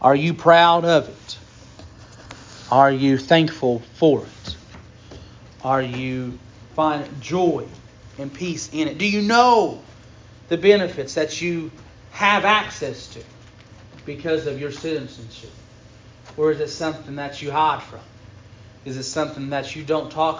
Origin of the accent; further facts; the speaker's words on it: Campbell County, Tennessee, United States; we're citizens of Campbell County.